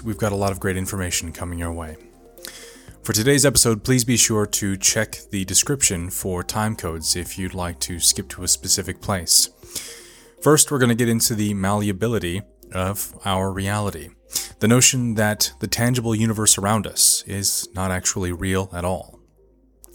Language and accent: English; Las Vegas, Nevada, United States; moved away as an adult; also born or lived in Vietnam / England / China; now in Duluth, United States; my hometown of Las Vegas